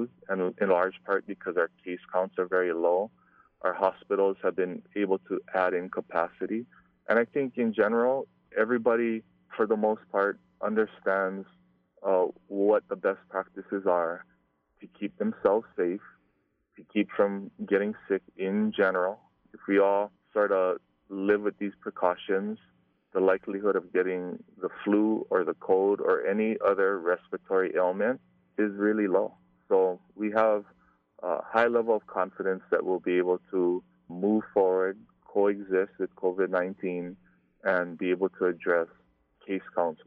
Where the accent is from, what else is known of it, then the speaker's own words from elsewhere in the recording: Hawaii, United States; growing up in Hawaii, we used to have Frank Dilima come to our schools